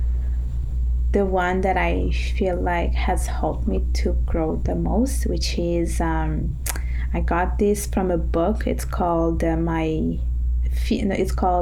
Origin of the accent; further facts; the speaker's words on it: Italy; now in Montreal, Canada; I was born and raised in Italy